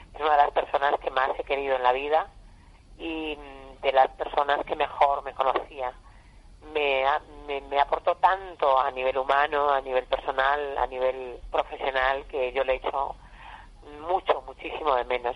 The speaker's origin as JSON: {"language": "Spanish", "region": "Extremadura", "country": "Spain", "tie": "born or raised there", "also_born_or_lived": "Badajoz", "said": "como todas las chicas, chicos de mi, de mi tierra, cuando éramos pequeños, eh, en los años 70"}